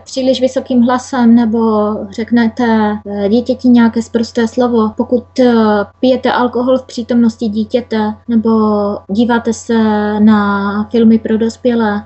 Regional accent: Czechia; moved away as an adult; also born or lived in Hodonín; now in Norway; na Moravě, odkud já pocházím

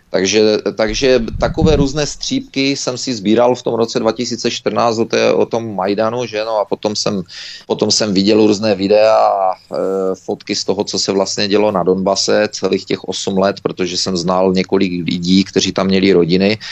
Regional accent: Czechia; moved away; also born or lived in Canada

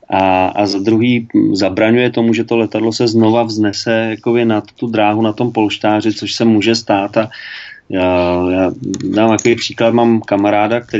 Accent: Czechia; tak jsem chtěl, abych byl jako Čech, abych ukázal klukům, jak to udělám, jak to umíme u nás v Čechách.

